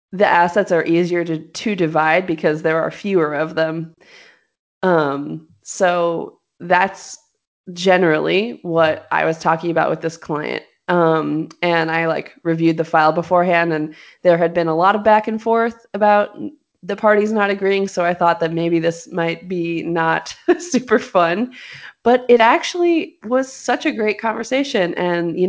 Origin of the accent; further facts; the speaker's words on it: Los Angeles, California, United States; moved away; I'm from Los Angeles